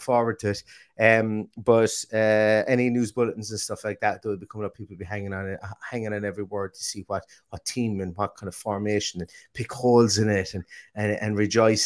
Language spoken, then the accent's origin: English; Limerick, Munster, Ireland; born or raised there; moved away